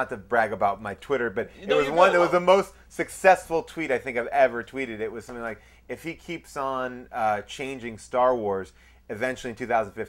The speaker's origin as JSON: {"language": "English", "area": "Long Island", "region": "New York", "country": "United States", "tie": "born or raised there", "said": "I grew up in Long Island, New York."}